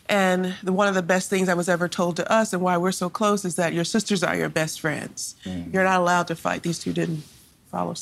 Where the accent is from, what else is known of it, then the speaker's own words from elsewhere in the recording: Compton, California, United States; We grew up in Compton, but we had everything that we could have needed and more